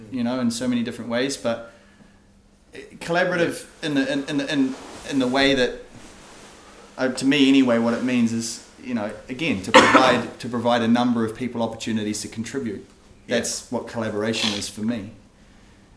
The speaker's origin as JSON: {"language": "English", "region": "Hawke's Bay", "country": "New Zealand", "tie": "born or raised there", "also_born_or_lived": "Auckland", "moved": "yes", "said": "growing up in Hawke's Bay"}